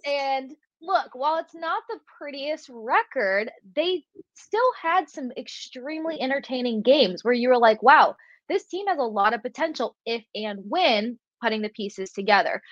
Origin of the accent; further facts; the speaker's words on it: Tampa, Florida, United States; Growing up in Tampa and covering your home team